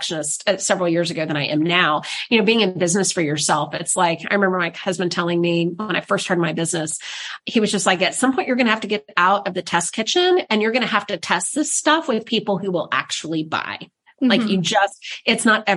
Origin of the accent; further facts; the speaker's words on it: the South, United States; I'm from the South